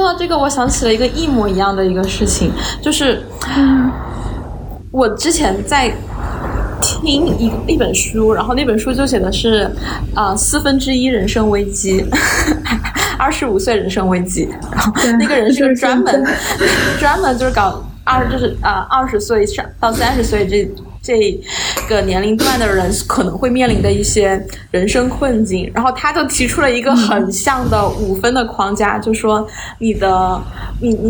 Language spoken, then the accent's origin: Chinese; China; 尤其是我们就是东亚人，特别是中国这么一个从小生活在无宗教信仰的社会环境氛围下面里的人